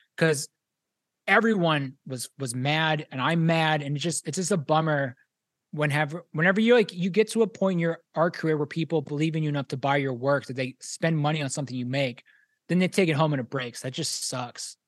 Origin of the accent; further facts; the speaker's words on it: Pittsburgh, Pennsylvania, United States; moved away; I'm originally from Pittsburgh